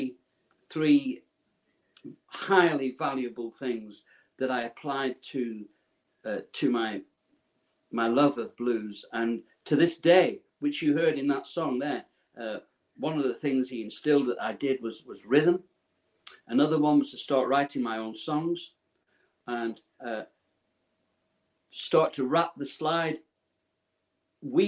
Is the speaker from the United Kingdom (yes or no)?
yes; Preston, North West England, United Kingdom; I was born and raised in Preston, Lancashire, a cotton mill town.